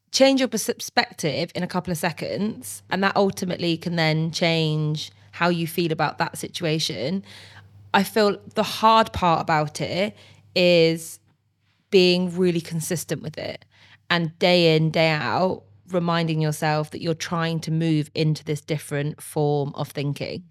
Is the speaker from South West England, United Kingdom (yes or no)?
yes; Bristol, South West England, United Kingdom; I'm from Bristol and we do love a good party